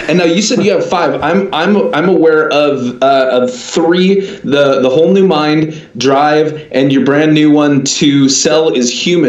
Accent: Akron, Ohio, United States; moved away; I was born in Akron, Ohio.

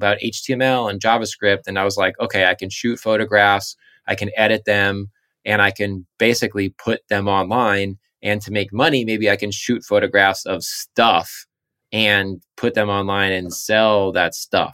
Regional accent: Southampton, New York, United States; I'm from Southampton, Eastern Long Island

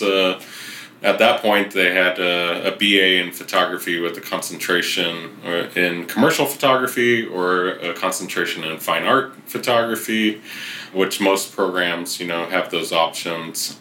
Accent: Riverside, California, United States; also born or lived in San Francisco; now I'm back in my hometown of Riverside

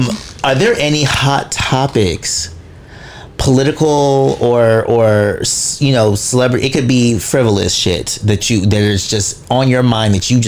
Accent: Jamaica; I know I'm Jamaican.

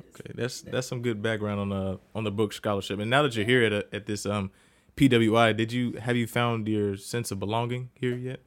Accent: Jackson, Mississippi, United States; moved away as an adult; now in Columbia, United States; I'm from Jackson, Mississippi, or, as I call it, the Sip

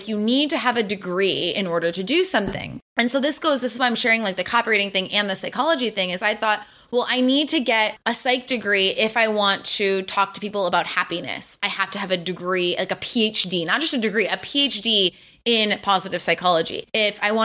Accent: Ann Arbor, Michigan, United States; moved away as an adult; also born or lived in Paris, France; I grew up in Ann Arbor, Michigan

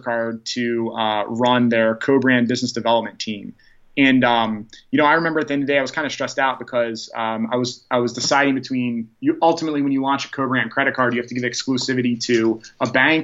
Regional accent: Baltimore County, Maryland, United States; we grew up in the Baltimore County area

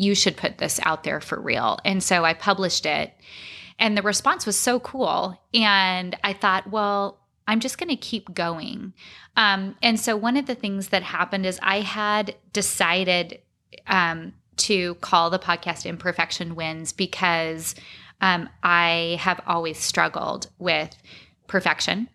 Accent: Arizona, United States; I grew up in Arizona.

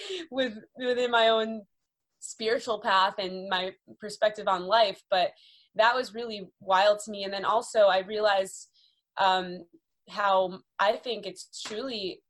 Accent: Boston, Massachusetts, United States; moved away as an adult; also born or lived in North Carolina / California; now in Los Angeles, United States; growing up in Boston

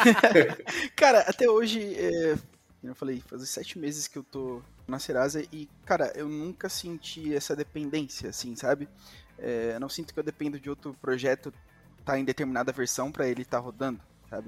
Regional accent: São Bernardo do Campo, São Paulo, Brazil; eu nasci em São Bernardo do Campo, em São Paulo, e estudei grande parte da minha educação, assim, até o meu sexto ano em escola

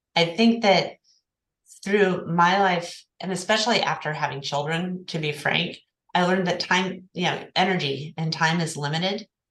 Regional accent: Oklahoma City, Oklahoma, United States; moved away as an adult; now in Santa Barbara, United States; I'm originally from Oklahoma City

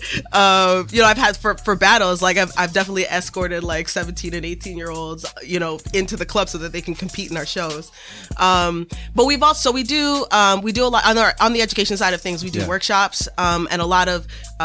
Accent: Toronto, Ontario, Canada; now in Boston, United States; I'm originally from Toronto, Canada, the six, representing. But I live in Boston now

